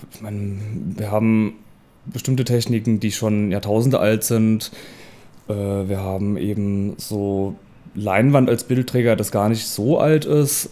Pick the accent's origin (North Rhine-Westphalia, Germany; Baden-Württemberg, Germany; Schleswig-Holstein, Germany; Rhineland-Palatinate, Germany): Rhineland-Palatinate, Germany; Worms; also born or lived in Mainz; now in Leipzig, Germany; Ich bin in Worms geboren